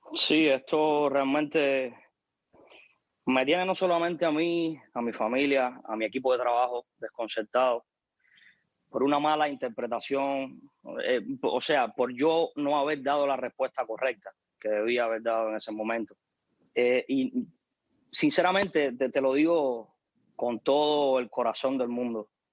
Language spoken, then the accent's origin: Spanish; Cuba; en mi país sí existe una dictadura